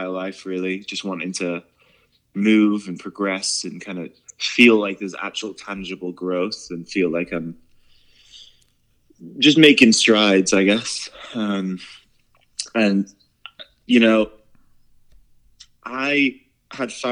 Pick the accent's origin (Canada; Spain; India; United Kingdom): United Kingdom; Penrith, North West England; moved away as an adult; also born or lived in London; now in United States; I grew up in the north of England, in a tiny little town called Penrith in Cumbria